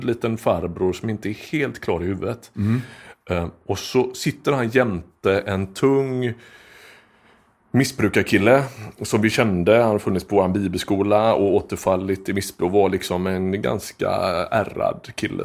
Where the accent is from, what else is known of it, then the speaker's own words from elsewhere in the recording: Skepplanda, Västra Götaland, Sweden; also born or lived in Frölunda, Gothenburg; Och sen flyttade vi norr om Göteborg